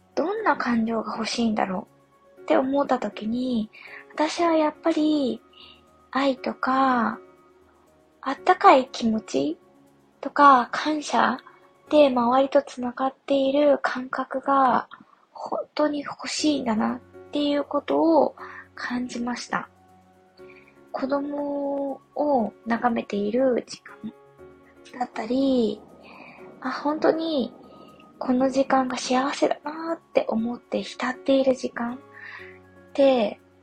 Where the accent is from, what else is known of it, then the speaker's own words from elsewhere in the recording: Yamagata, Japan; moved away; 地元が山形なので山形の記憶